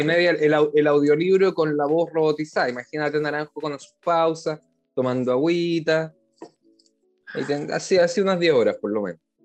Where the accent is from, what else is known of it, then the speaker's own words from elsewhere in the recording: Chile; now in Israel; somos chilenos residentes en el extranjero